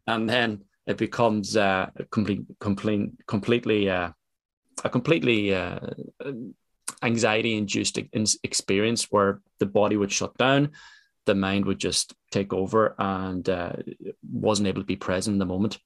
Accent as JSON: {"language": "English", "country": "Ireland", "tie": "born or raised there", "said": "I come from Ireland"}